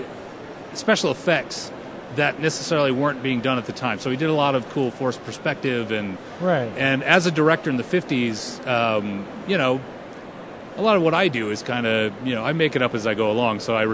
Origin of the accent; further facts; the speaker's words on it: Minnesota, United States; I'm from Minnesota